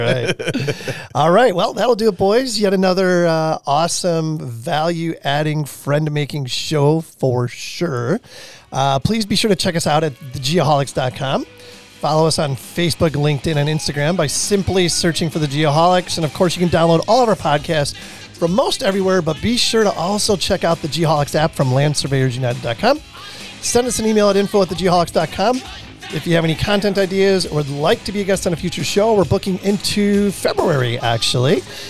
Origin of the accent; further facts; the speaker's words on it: Chicago, Illinois, United States; moved away; I'm from Chicago originally.